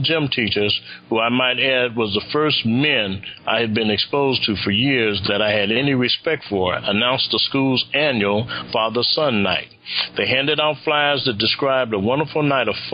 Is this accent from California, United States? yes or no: yes; Los Angeles, California, United States; I grew up in the Nicholson Garden Housing Projects in Los Angeles.